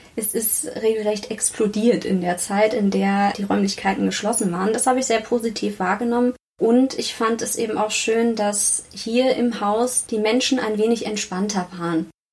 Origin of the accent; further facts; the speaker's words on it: Northern Germany, Germany; moved away as an adult; also born or lived in Münster; now in Karlsruhe, Germany; Ich komme eigentlich aus Norddeutschland und konnte endlich mal in den warmen Süden ziehen